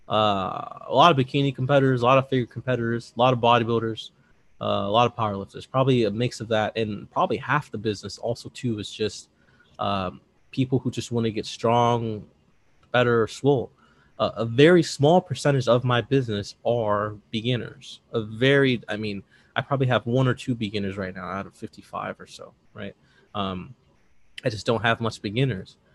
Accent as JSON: {"language": "English", "region": "Midwest", "country": "United States", "said": "I'm from the Midwest, but I'm from the big city Midwest"}